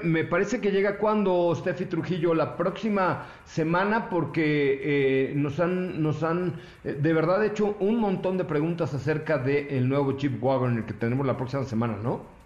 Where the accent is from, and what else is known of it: Mexico